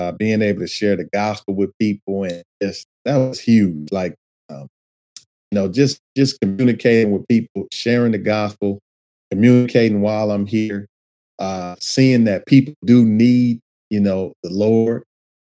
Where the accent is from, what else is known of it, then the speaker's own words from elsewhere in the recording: Detroit, Michigan, United States; conditions of kind of how I grew up in Detroit